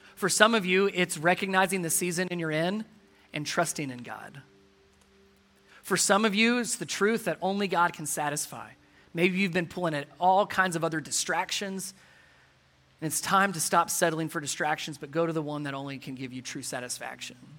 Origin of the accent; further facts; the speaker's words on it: Cincinnati, Ohio, United States; now in Georgia, United States; I'm from Cincinnati.